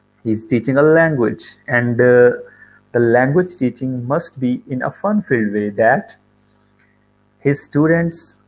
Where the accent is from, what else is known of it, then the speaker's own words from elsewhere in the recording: Pakistan; I am from Pakistan.